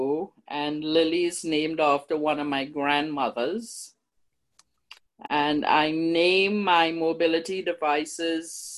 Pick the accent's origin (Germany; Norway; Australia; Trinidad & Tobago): Trinidad & Tobago; now in Canada; I'm from Trinidad. You can tell by my lovely accent